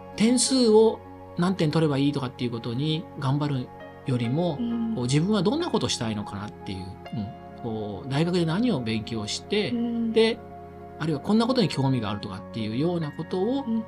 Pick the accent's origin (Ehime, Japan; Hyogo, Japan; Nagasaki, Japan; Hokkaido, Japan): Ehime, Japan; Imabari; now in Sendai, Japan; 自分の地元、愛媛の今治というところ